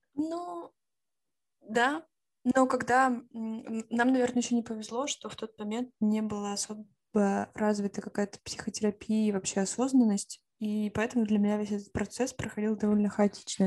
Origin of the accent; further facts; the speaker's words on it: Siberia, Russia; moved away; also born or lived in Finland; я еще из Сибири